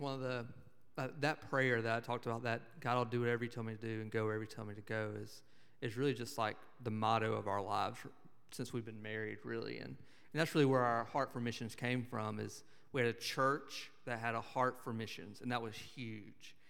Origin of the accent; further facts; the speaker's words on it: Montgomery, Alabama, United States; I grew up in Montgomery, Alabama